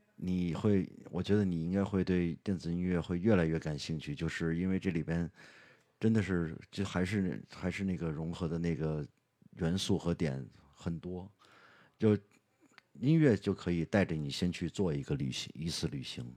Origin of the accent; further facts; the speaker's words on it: China; 作为一个中国人对长城的那个场景的一个概念是什么